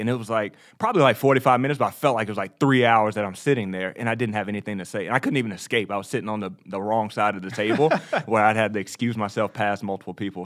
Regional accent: Texas, United States; also born or lived in New York; I was born in the Bible Belt

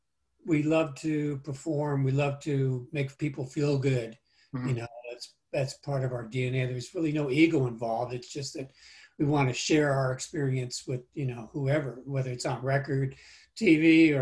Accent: Cleveland, Ohio, United States; born there; I was born in Cleveland, Ohio, though. I was an Army brat, you know, or Navy Coast Guard brat.

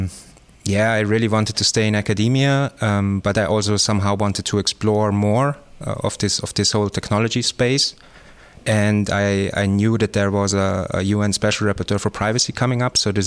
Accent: Tyrol, Austria; moved away as an adult; also born or lived in Innsbruck, Austria / Germany / Leeuwarden, Netherlands; now in Netherlands; I grew up in Tyrol, in Austria, in a small village, also in the mountains.

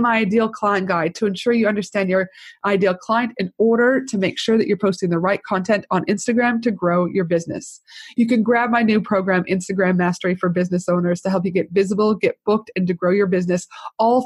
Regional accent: Canada; also born or lived in United States; now in Australia; I'm Canadian, I did my uni in the United States

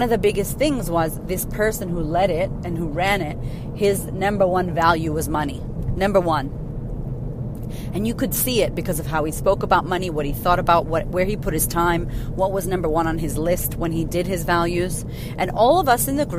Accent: United States; I'm American

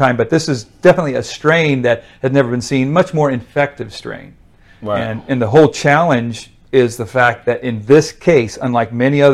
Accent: Wyoming, United States; moved away as an adult; now in Texas, United States; I'm from Wyoming originally, wow. But now live in Texas since 86.

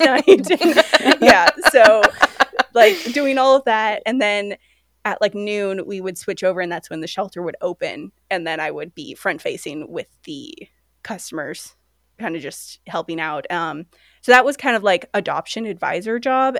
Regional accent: Sacramento, California, United States; also born or lived in London; now in Seattle, United States; I'm originally from Sacramento

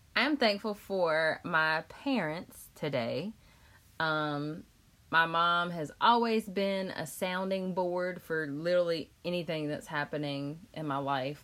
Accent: Chapel Hill, North Carolina, United States; I work in North Raleigh, so it's right down the street from Wake Forest, and I'm from Chapel Hill.

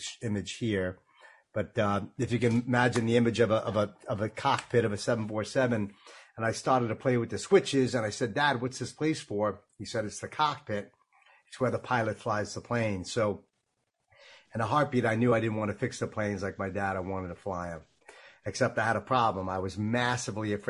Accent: Long Island, New York, United States; I grew up in Long Island, New York, thus the accent

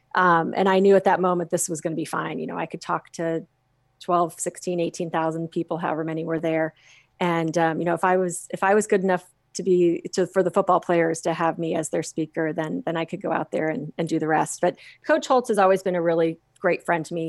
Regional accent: Phoenix, Arizona, United States; growing up in Phoenix, Arizona, we all learned to swim when we learned to walk.

